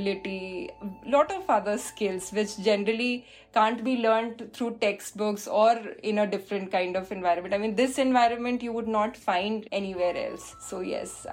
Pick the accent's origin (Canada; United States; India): India; moved away as an adult; also born or lived in Visakhapatnam / Mumbai; now in United Kingdom; I can go back to my home country